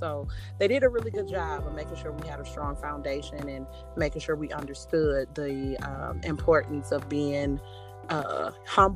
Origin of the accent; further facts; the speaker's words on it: Grand Rapids, Michigan, United States; I grew up in Grand Rapids, Michigan, on a one-way street, 707 Alexander, and that is where I am from